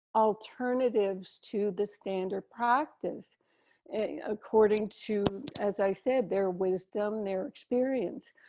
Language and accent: English; Canada; now in Maui, United States; Here I am in Maui, so far away, but I'm, I'm still a Canadian with my outs and abouts